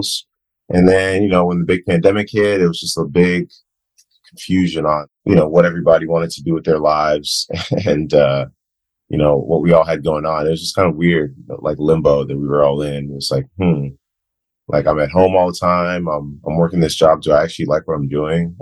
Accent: Ghana; also born or lived in Virginia, United States; now in United States; I'm originally from Ghana, Africa. I lived there for the first long period of my life

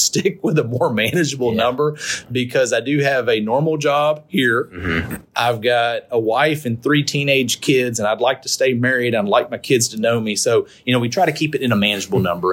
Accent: Houston, Texas, United States; I grew up in the Houston area. My family still lives in the Houston area.

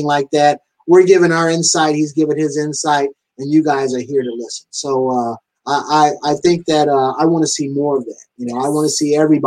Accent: Detroit, Michigan, United States; I'm from Detroit

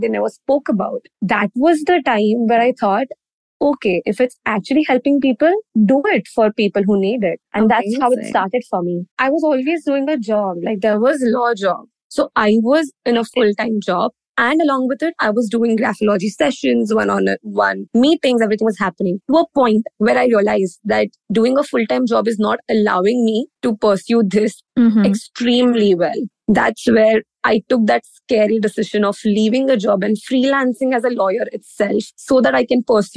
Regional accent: Mumbai, Maharashtra, India; I'm from India, born and brought up in Mumbai.

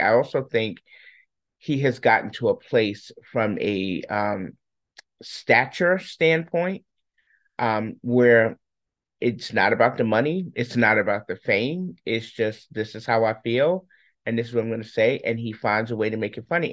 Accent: New York, United States; I'm a New Yorker, so we just naturally talk fast.

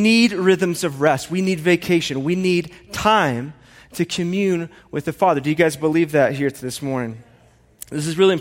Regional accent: Indiana, United States; now in Colorado, United States; I'm from Indiana and I live here

